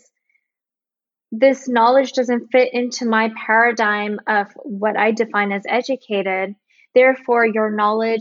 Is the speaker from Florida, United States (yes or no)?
no; Bay Area, California, United States; I am from the Bay Area